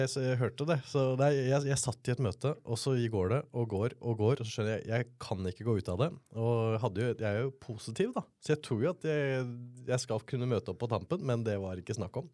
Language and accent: Norwegian; Oslo, Norway; also born or lived in Elverum; jeg er fra Elverum, har ja. vokst opp på Bøler